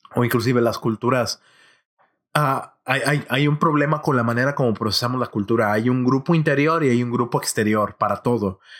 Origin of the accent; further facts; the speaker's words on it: Monterrey, Nuevo León, Mexico; creciendo en mi ciudad natal de Monterrey